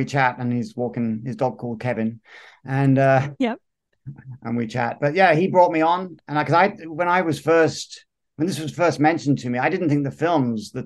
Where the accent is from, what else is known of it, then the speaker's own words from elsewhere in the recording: Essex, East of England, United Kingdom; moved away; I was born in Essex.